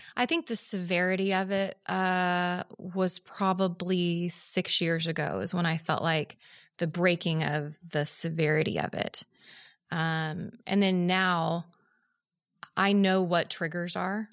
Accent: Oklahoma City, Oklahoma, United States; moved away; I'm from Oklahoma City

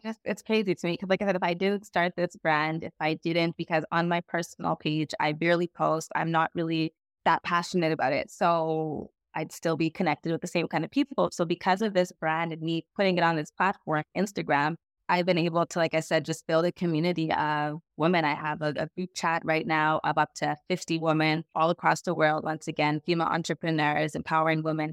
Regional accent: Montreal, Quebec, Canada; I am from Montreal, Canada.

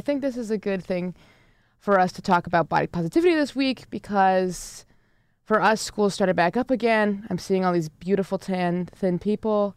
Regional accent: Connecticut, United States; now in Ithaca, United States; I'm from Connecticut

